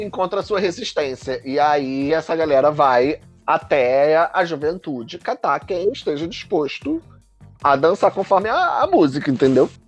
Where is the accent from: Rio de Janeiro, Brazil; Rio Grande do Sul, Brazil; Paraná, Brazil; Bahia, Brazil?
Rio de Janeiro, Brazil; como nós cariocas falamos